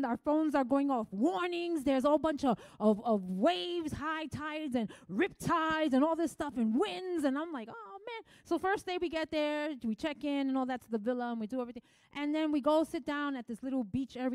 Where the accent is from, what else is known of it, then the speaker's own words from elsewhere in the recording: New York City, New York, United States; moved away; I came from the Bronx. I used to like wear it like a trophy badge. I'm from the Bronx.